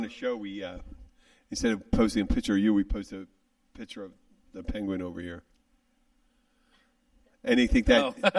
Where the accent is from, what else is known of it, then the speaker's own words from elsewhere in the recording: Philadelphia, Pennsylvania, United States; I'm someone from Philly.